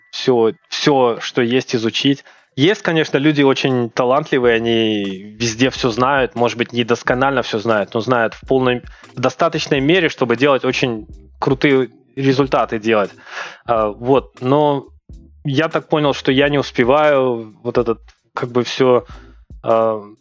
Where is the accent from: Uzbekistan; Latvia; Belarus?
Uzbekistan; Ну, а, я, двух... я родом с Узбекистана.